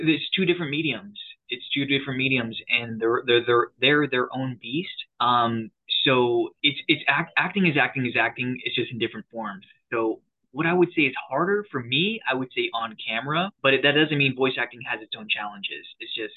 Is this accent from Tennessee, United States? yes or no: no; San Diego, California, United States; I'm from San Diego, California